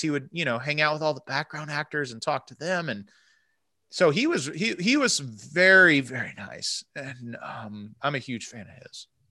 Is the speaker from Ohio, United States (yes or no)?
no; Central Florida, United States; moved away; I'm from Central Florida originally